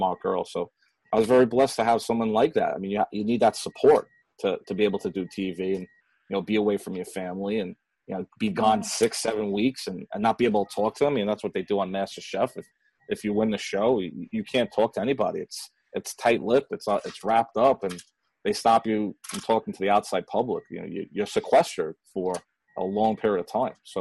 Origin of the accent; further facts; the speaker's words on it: New York City, New York, United States; growing up in Queens